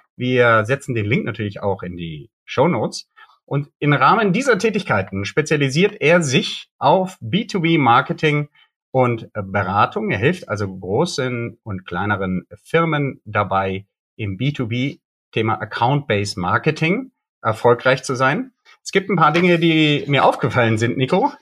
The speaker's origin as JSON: {"language": "German", "town": "Bonn", "region": "North Rhine-Westphalia", "country": "Germany", "tie": "born or raised there", "said": "Und das ist auch meine Heimatstadt, aus der komme ich"}